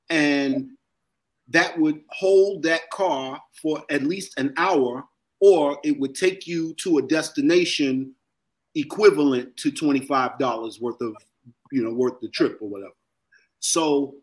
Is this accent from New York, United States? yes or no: yes; New York City, New York, United States; I was born in Jacoby